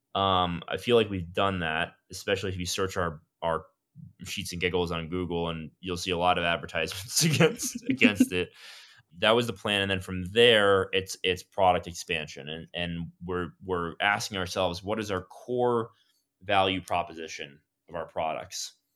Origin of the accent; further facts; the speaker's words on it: Miami, Florida, United States; I'm from South Florida, from Miami